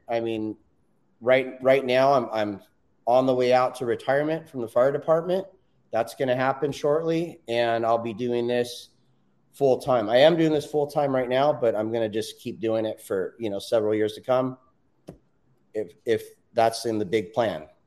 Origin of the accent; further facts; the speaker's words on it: Southern California, United States; I'm born and raised in Southern California